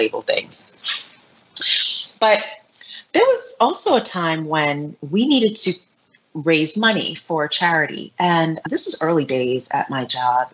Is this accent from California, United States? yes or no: no; New York City, New York, United States; as a New Yorker, born and raised New Yorker